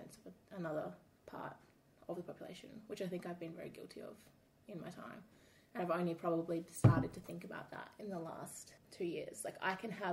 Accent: Perth, Western Australia, Australia; living in Australia, being an Australian

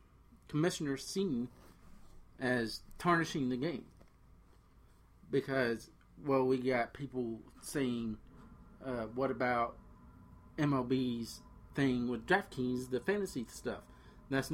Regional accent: Cincinnati, Ohio, United States; we're both from the Cincinnati area

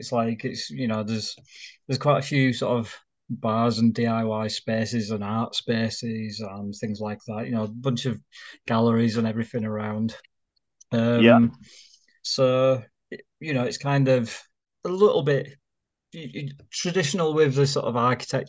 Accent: Leeds, Yorkshire and the Humber, United Kingdom; So it's kind of because I came from Leeds, and it's actually got a lot of similarities there.

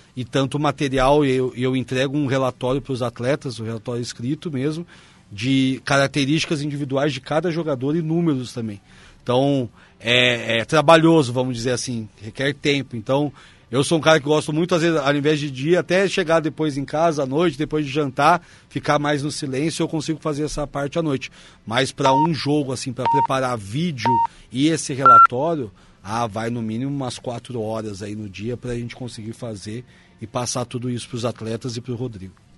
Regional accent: Londrina, Paraná, Brazil; moved away as an adult; now in Caxias do Sul, Brazil; eu sou de Londrina, no Paraná

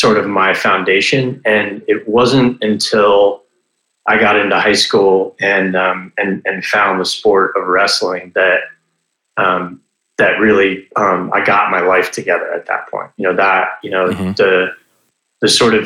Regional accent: Florida, United States; I grew up in Florida for the most part, moved around a little bit, but spent most of my time in Florida

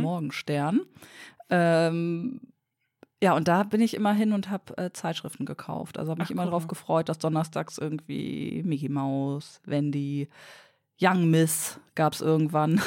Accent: Lower Saxony, Germany; Ich bin Niedersächsin

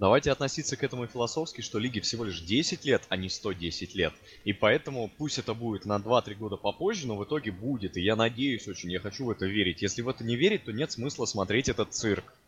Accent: Moscow, Russia; Я как москвич

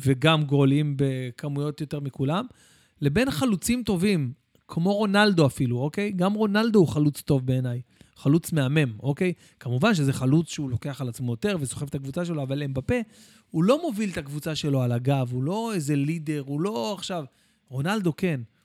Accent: Bat Yam, Tel Aviv District, Israel; also born or lived in Jerusalem; אני אה, גדלתי בירושלים והגעתי לבת ים בגיל שבע

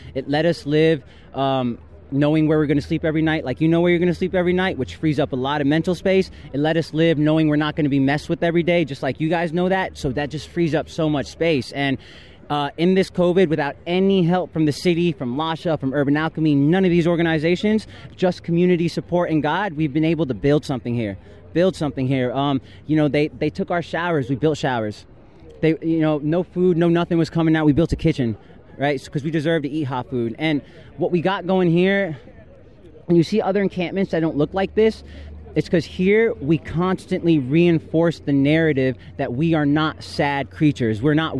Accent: Virginia, United States; moved away as an adult; now in California, United States

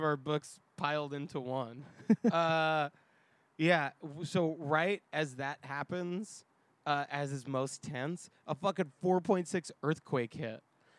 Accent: New York, United States; now in Los Angeles, United States; As a New Yorker

